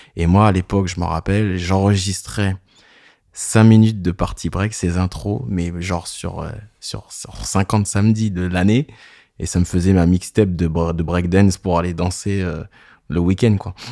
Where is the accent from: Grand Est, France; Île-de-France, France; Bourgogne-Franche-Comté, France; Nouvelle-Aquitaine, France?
Île-de-France, France; a small village near Clairefontaine, Paris region; moved away as an adult; J'habite dans le Sud depuis 10 ans, mais euh, je viens d'un petit village à côté de Clairefontaine.